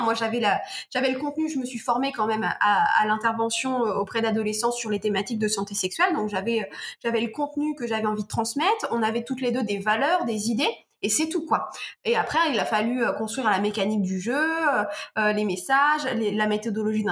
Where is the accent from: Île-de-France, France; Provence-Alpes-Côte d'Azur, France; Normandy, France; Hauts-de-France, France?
Normandy, France; Je suis normande, donc j'ai rencontré plein de professionnels de ma région